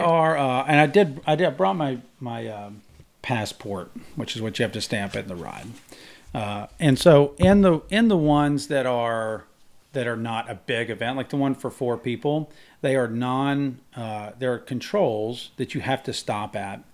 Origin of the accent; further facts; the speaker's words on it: Mississippi, United States; I grew up in Mississippi